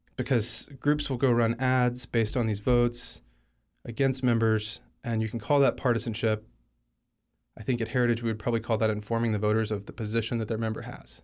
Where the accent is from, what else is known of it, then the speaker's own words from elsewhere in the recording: Alabama, United States; moved away; I'm from Alabama. He was my home state senator